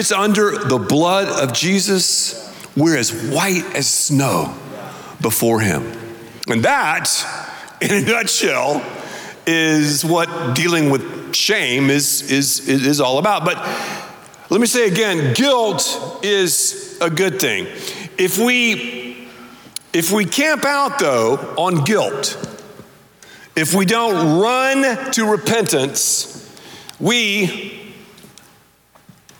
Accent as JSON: {"language": "English", "region": "the South", "country": "United States", "said": "I'm from the South"}